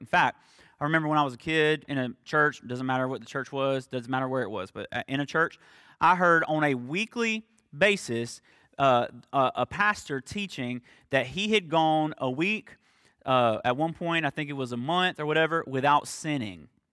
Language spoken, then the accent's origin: English; the South, United States; accent: Southern; my Southern accent